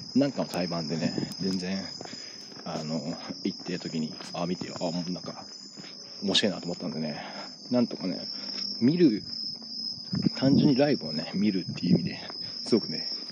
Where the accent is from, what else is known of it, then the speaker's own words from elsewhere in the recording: Kanagawa, Japan; 僕は神奈川県民なんでね